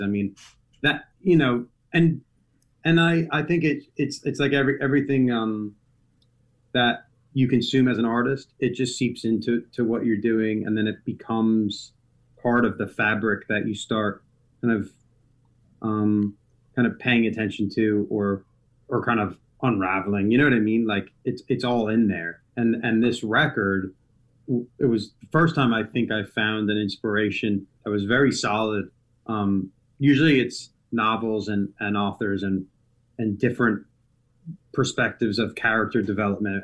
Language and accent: English; United States; being an American